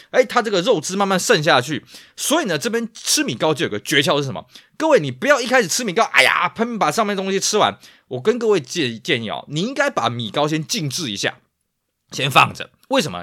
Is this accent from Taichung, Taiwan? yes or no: no; Tainan, Taiwan; moved away; also born or lived in Taipei; 我因为老家在台南